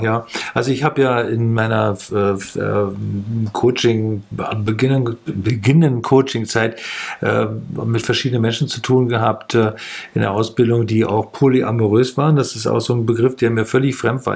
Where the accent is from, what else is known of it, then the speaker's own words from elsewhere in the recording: Büderich, North Rhine-Westphalia, Germany; also born or lived in Düsseldorf; now in Leipzig, Germany; in dieser äh, Grundschule, in der ich war, die war dann da in Büderich.